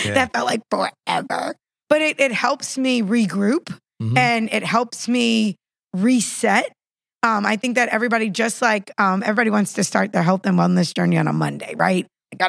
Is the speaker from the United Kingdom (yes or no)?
no; West Bank, Palestine; I'm from the West Bank.